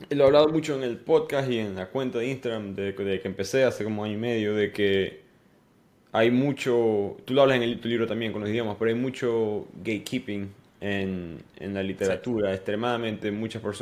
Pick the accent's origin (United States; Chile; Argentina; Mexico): United States; accent: American; Spanish is a second language; yo vivo en Estados Unidos, yo venía con mi acento estadounidense